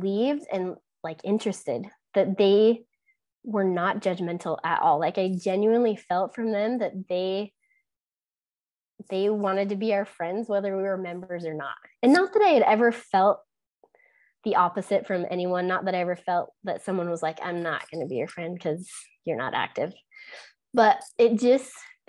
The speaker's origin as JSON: {"language": "English", "region": "Utah", "country": "United States", "tie": "born or raised there", "said": "growing up in Utah"}